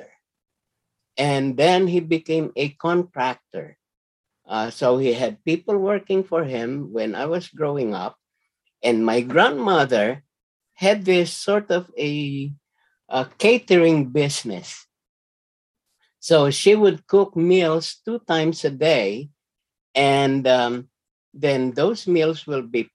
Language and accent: English; Manila, Metro Manila, Philippines; moved away; I grew up in a working class neighborhood. Okay, the neighborhood I grew up in is called Binondo